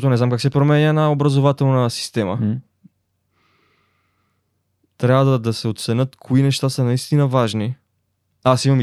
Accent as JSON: {"language": "Bulgarian", "town": "Dupnitsa", "region": "Kyustendil Province", "country": "Bulgaria", "said": "защото аз идвам от Дупница"}